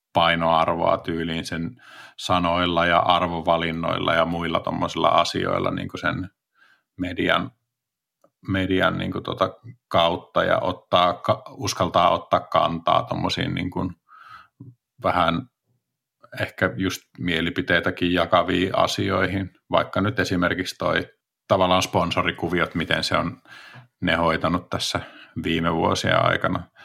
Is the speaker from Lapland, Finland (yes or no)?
no; Espoo, Uusimaa, Finland; moved away as an adult; also born or lived in Rovaniemi; mä oon Espoosta kotoisin